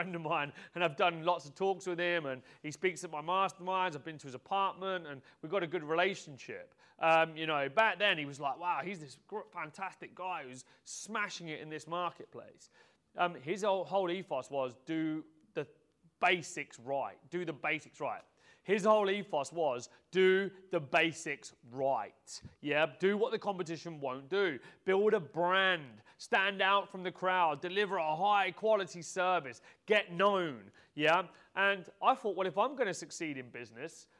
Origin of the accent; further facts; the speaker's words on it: Peterborough, East of England, United Kingdom; I was born in Peterborough. I started off my life in this modest terraced house